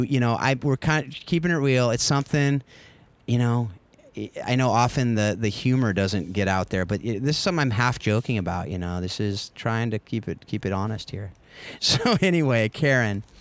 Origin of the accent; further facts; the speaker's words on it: California, United States; my home state of California